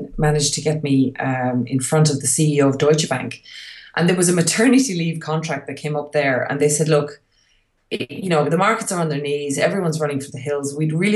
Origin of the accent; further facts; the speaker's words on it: Ireland; moved away; move back to Europe, where I'm obviously from. I'm Irish and my husband is Hungarian.